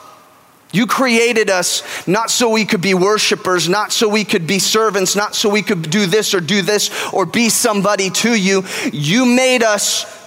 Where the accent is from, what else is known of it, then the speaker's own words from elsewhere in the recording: California, United States; now in Texas, United States; I'm from California